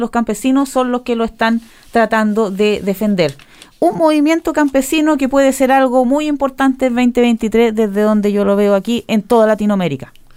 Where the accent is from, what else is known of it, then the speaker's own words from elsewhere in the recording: Chile; now in New Zealand; soy chilena